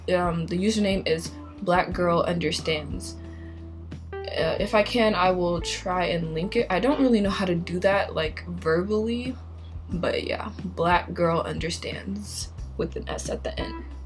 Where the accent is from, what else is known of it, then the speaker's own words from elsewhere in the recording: Minnesota, United States; I'm from Minnesota.